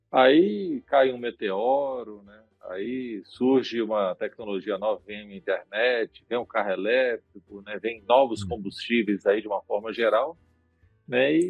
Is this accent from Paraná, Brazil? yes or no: no; Vila Velha, Espírito Santo, Brazil; também cresci que... num conjunto lá, tá? Em Vila Velha, ali no conjunto Barcelos ali.